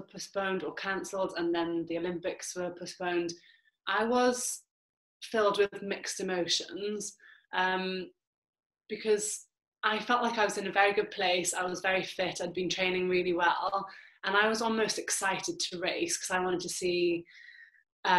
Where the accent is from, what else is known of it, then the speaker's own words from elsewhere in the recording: Wales, United Kingdom; with being Welsh